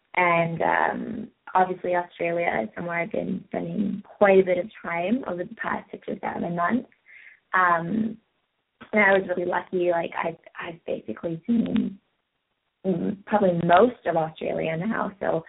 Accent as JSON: {"language": "English", "region": "England", "country": "United Kingdom", "tie": "born or raised there", "also_born_or_lived": "Belgium / France / Spain / Holland", "said": "Well, I was born in England, so I spent a fair bit of time over there and then traveling around Europe as a kid because I lived in England, so it was all quite close."}